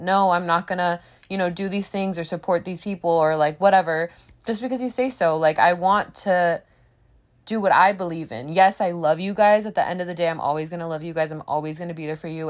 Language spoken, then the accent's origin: English; United States; I was raised in America